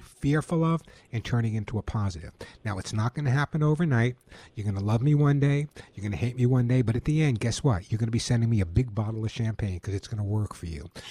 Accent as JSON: {"language": "English", "region": "New York", "country": "United States", "moved": "yes", "lives_now": "California, United States", "said": "being a New Yorker, I know you never know from my accent"}